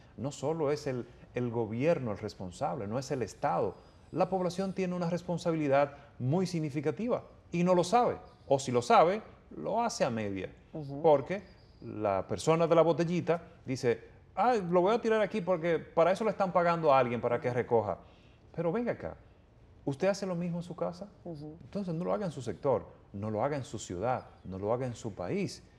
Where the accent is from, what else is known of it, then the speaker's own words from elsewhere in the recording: Dominican Republic; mi tierra, que me vio crecer en mi, en mi país, que, me, que me educó